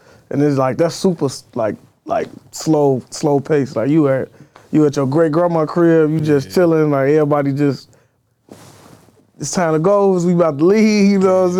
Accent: Chicago, Illinois, United States; I'm from Austin, like Chicago Avenue Central.

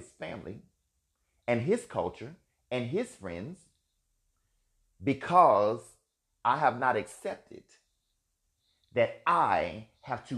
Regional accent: Alabama, United States; Being a gay man, living and growing up in Alabama with a family who had no idea what they were looking

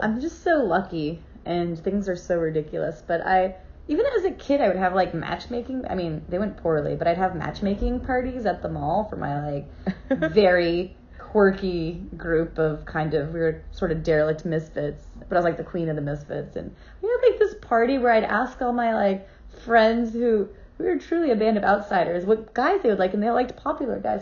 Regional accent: Cape Canaveral, Florida, United States; I was raised in Cape Canaveral, Florida.

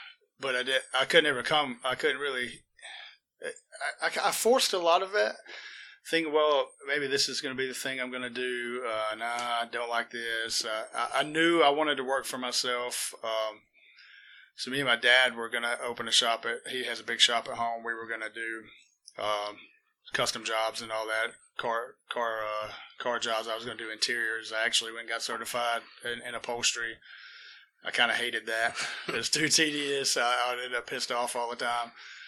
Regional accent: United States; I'm born and raised in Walker County, near the Coleman County line, on the river pretty much. And, that's kind of me and where I'm from right there.

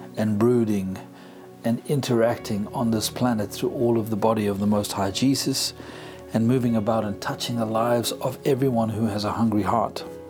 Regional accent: South Africa; first language English; I'm a English speaking South African.

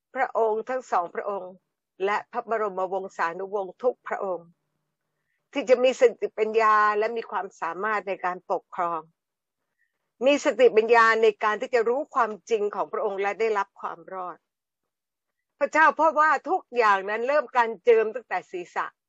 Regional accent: Thailand

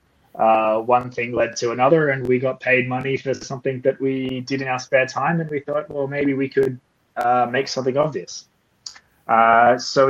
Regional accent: Port Macquarie, New South Wales, Australia; accent: Australian; moved away as an adult; also born or lived in Sydney / Toulouse; now in Paris, France; if you cannot tell from my accent, I am Australian. I was born in a town called Port Macquarie, nearly halfway between Sydney

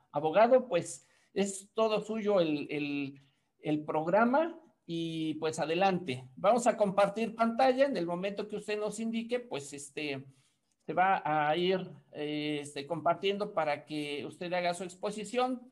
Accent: Mexico; como mexicanos, como ciudadanos

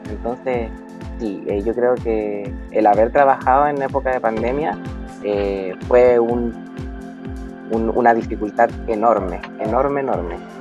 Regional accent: Arica, Arica y Parinacota, Chile; yo soy de Arica, Arica, nací en Arica y he vivido toda mi vida aquí

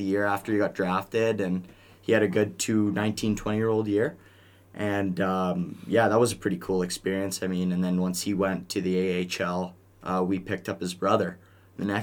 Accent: Calgary, Alberta, Canada; I'm from Calgary, Alberta. You know, big city. Been living there for 17 years, 18 years, and yeah, you know, it's home.

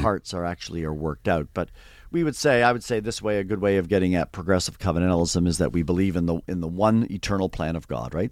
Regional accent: just outside the Toronto area, Ontario, Canada; I grew up in Canada, uh, so, uh, not everyone knows, you know, all the geography of Canada, so just outside, we'll say, the Toronto area, halfway between, uh, Buffalo, New York, and, uh, Toronto

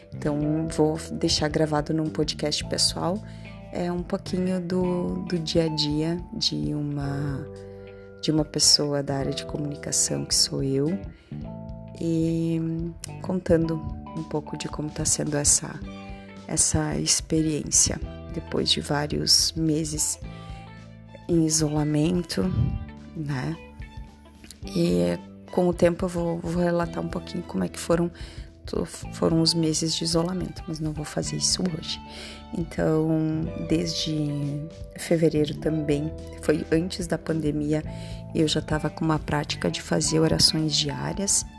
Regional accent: Nova Araçá, Rio Grande do Sul, Brazil; now in Caxias do Sul, Brazil; sou de Nova Araçá, moro em Caxias do Sul

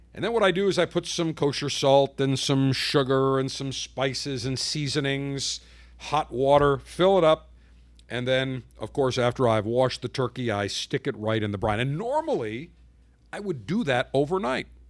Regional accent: Buffalo, New York, United States; moved away; my hometown of Buffalo

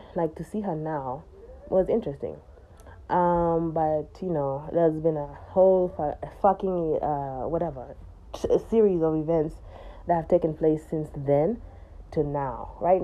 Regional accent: United States; I grew up in America

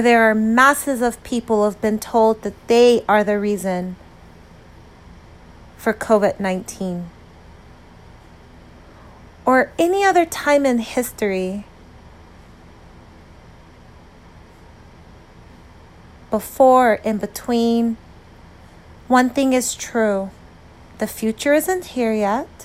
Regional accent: United States; an American who understands what it feels like to be a minority

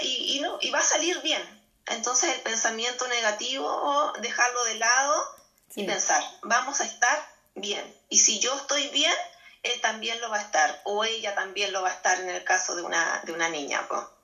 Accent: Chile; yo soy chilena. Eh, estamos aquí en Valparaíso, en las afueras de Valparaíso

